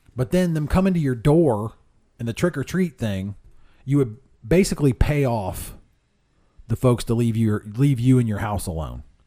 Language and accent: English; Whitehall, Ohio, United States; I grew up in Whitehall